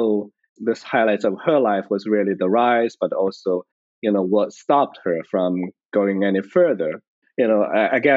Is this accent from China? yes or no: yes; China; moved away as an adult; now in United States; I wasn't born in this country. I grew up in China. I went to college there and then came here after college.